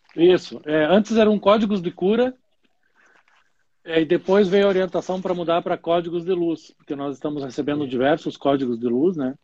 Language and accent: Portuguese; Curitiba, Paraná, Brazil; moved away as an adult; now in Caxias do Sul, Brazil; Mion é um curitibano, eu sou de Curitiba e hoje eu moro em Caxias do Sul, fazem 13, 14 anos.